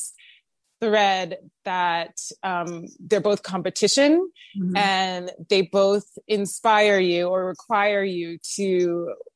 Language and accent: English; Miss Maryland USA, East Coast, United States; also born or lived in New York City; growing up on the East Coast